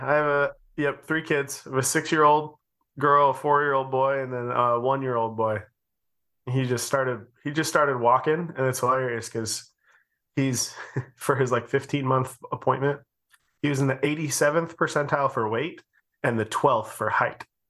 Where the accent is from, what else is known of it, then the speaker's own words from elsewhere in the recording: Utah, United States; we're from Utah and everyone lived around each other.